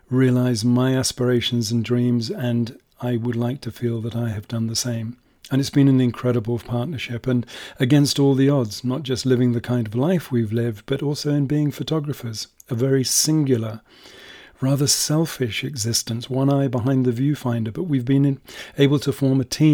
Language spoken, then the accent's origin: English; England, United Kingdom; moved away as an adult; also born or lived in Belfast, Northern Ireland; now in Kenya; as a kid growing up in England